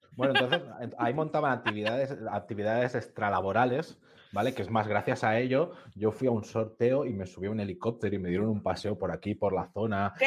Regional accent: Catalonia, Spain; tú y yo que somos catalanes

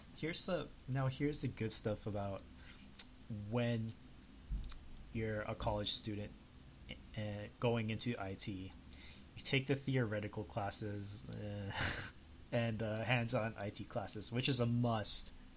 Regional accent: Canada; I'm from Canada

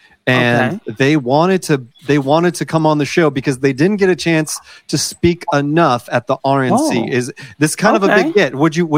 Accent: United States; Oh, right. Well, I am American, in case you were wondering.

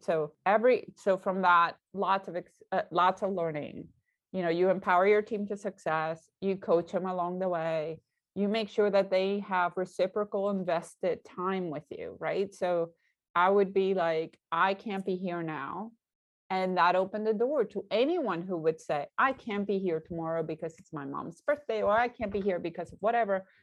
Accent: Puerto Rico; moved away; he's also Puerto Rican, he also grew up like me

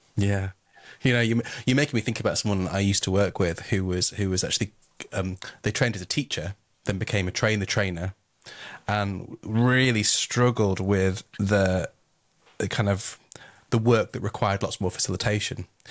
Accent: Yorkshire and the Humber, United Kingdom; I am from Yorkshire

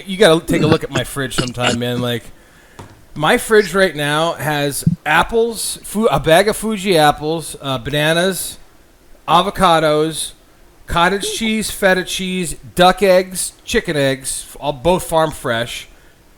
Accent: Kingsford, Michigan, United States; also born or lived in Crystal Falls, Michigan; I moved from Crystal Falls to Kingsford, Michigan

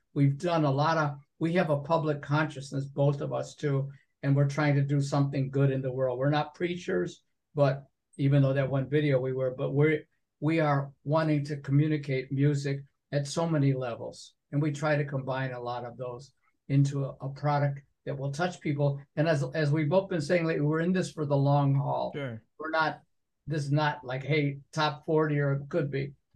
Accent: Binghamton, New York, United States; moved away; also born or lived in Endicott, New York; I was born in Endicott because they didn't have room in the Binghamton Hospital, but I was living in Binghamton.

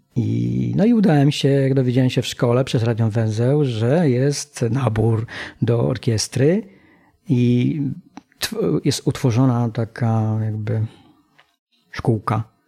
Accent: Polkowice, Lower Silesian Voivodeship, Poland; Wychowałem się y, w takim, z takiej społeczności mm, górniczej. Mm, mieszkałem w Polkowicach

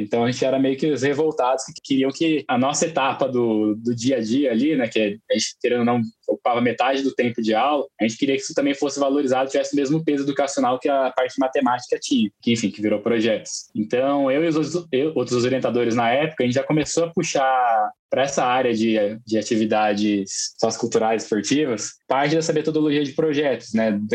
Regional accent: São José dos Campos, São Paulo, Brazil; eu sou de São José dos Campos, né, aqui do interior de São Paulo. Eu morei em São Paulo por 10 anos

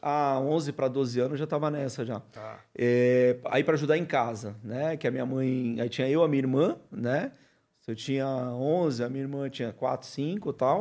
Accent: Cubatão, São Paulo, Brazil; born or raised there; also born or lived in Marília, São Paulo; now in Praia Grande, Brazil

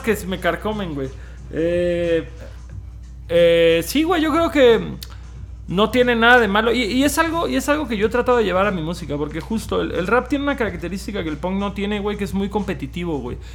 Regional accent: Cancún, Quintana Roo, Mexico; nosotros somos de Cancún

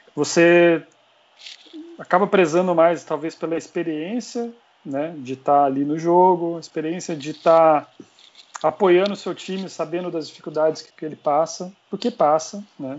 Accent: Pouso Alegre, Minas Gerais, Brazil; moved away as an adult; now in São Paulo, Brazil; eu sou mineiro, mas já paulistano desde 2010

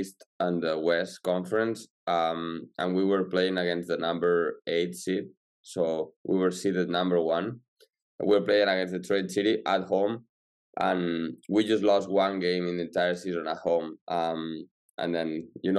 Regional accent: Salou, Catalonia, Spain; moved away as an adult; now in Pittsburgh, United States; I'm from near Barcelona in Spain. In a small town called

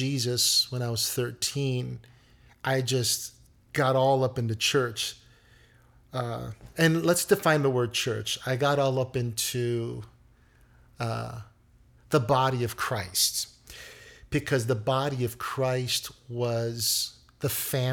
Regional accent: Chicago, Illinois, United States; I was born and raised here in Chicago. I am a native Chicagoan.

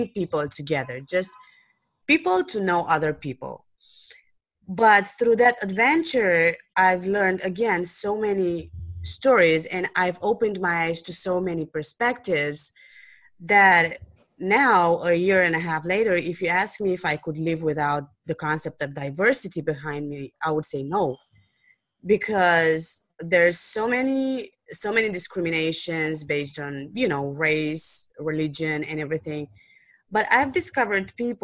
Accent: Romania; English is a second language; I'm from Romania

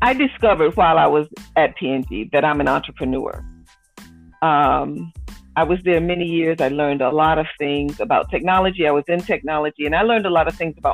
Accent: Norfolk, Virginia, United States; moved away as an adult; also born or lived in Cincinnati, Ohio; now in Indianapolis, United States; I grew up in Norfolk.

